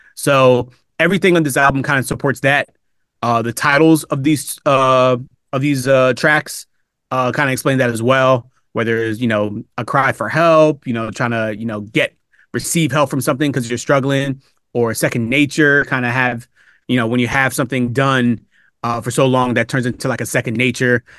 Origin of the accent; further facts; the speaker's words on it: Upper Darby, Pennsylvania, United States; also born or lived in Philadelphia; I was born in Philadelphia, but I was raised outside the city in a town called Upper Darby, uh, Pennsylvania